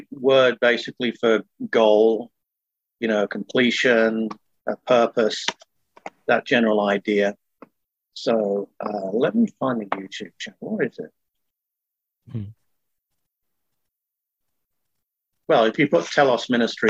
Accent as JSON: {"language": "English", "town": "Manchester", "region": "North West England", "country": "United Kingdom", "tie": "born or raised there", "also_born_or_lived": "Napa, California / Texas", "moved": "as an adult", "lives_now": "Ukiah, United States", "said": "I was born in Manchester, England. I came over to the States in 1996"}